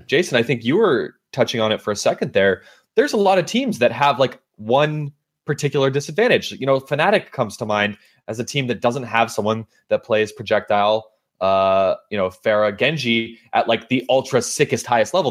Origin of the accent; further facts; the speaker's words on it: California, United States; as a Californian